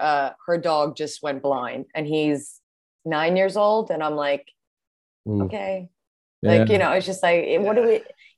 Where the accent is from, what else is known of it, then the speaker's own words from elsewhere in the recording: Huntington, New York, United States; I'm from Long Island.